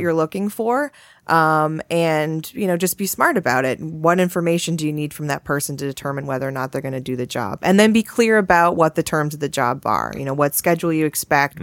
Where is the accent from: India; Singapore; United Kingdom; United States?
United States; Massachusetts; now in Connecticut, United States; I grew up in Massachusetts